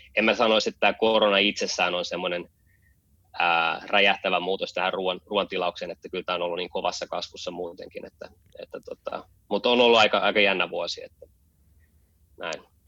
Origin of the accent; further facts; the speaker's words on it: Helsinki, Uusimaa, Finland; moved away as an adult; also born or lived in San Francisco, United States; now in Berlin, Germany; Mä oon, mä oon syntynyt ja, ja kasvanut Helsingissä ja käynyt koulut siellä.